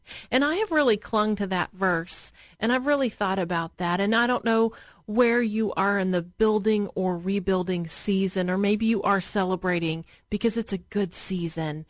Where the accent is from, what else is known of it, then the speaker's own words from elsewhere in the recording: Murfreesboro, Tennessee, United States; I grew up in Murfreesboro, Tennessee, but it's that area of Middle Tennessee